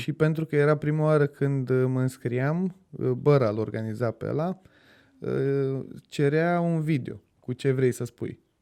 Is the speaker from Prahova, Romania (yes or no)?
no; Brașov, Brașov County, Romania; now in Bucharest, Romania; Eu sunt din Brașov de loc